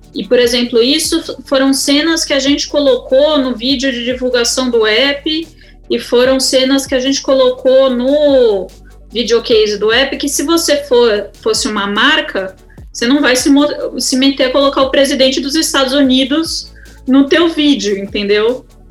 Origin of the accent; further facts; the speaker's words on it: Brazil; aqui no Brasil